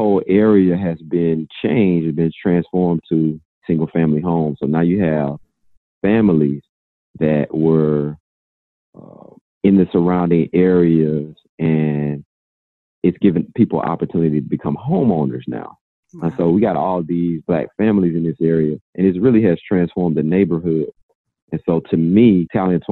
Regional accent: Georgia, United States; now in Virginia, United States; I'm originally from Georgia.

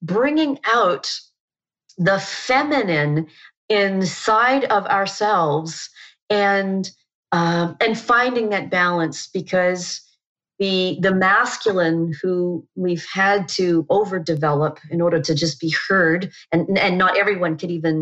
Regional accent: Canada; moved away as an adult; also born or lived in New Zealand; I'm from Canada

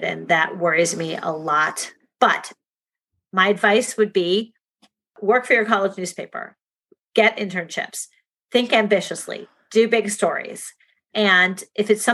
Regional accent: Shaker Heights, Ohio, United States; moved away; my hometown of Shaker Heights, Ohio

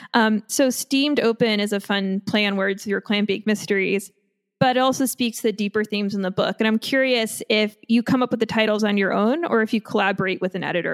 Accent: Long Island, New York, United States; I'm from Long Island

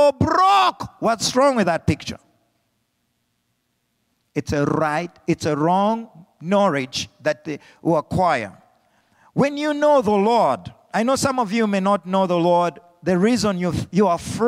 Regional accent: Zambia; moved away; Being brought up as a young little boy in Africa without hope

